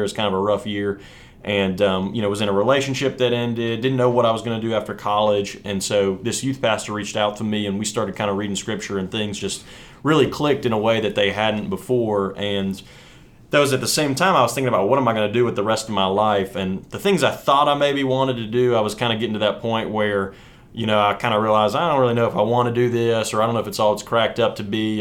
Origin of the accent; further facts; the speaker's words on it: West Virginia, United States; moved away as an adult; now in Birmingham, United States; I grew up in West Virginia, played football there, kind of you know all the way through in the same sort of you know community.